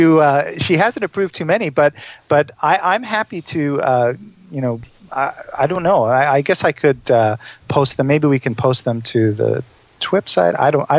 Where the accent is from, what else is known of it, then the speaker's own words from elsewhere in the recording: Montreal, Quebec, Canada; I'm from Montreal. We talked a little bit about Montreal